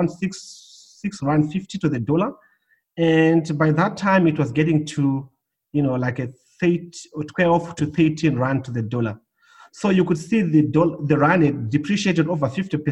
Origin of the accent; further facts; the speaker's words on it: Zimbabwe; moved away as an adult; also born or lived in Johannesburg, South Africa; now in Australia; I was born in Zimbabwe